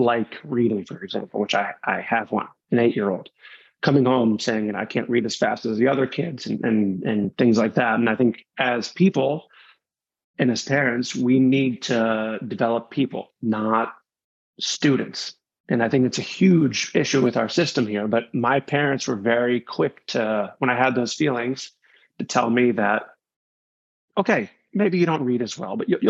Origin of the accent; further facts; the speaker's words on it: suburban New York City, United States; I grew up in suburban New York City.